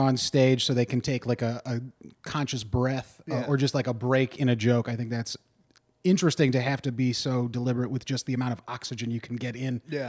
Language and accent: English; Dayton, Ohio, United States; now in Pittsburgh, United States; I grew up in Dayton, so I didn't start comedy till I got to Pittsburgh